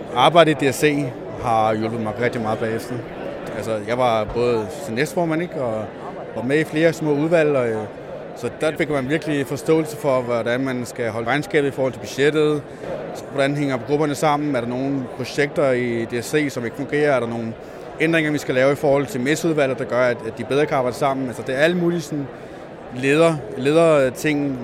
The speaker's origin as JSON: {"language": "Danish", "area": "Als", "region": "Southern Denmark", "country": "Denmark", "moved": "yes", "lives_now": "Zealand, Denmark", "said": "Jeg kommer fra Als, øh, Jylland, øh, og kom herover med mine forældre selvfølgelig"}